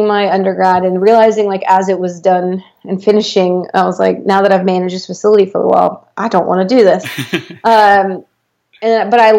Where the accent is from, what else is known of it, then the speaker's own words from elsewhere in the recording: United States; I'm American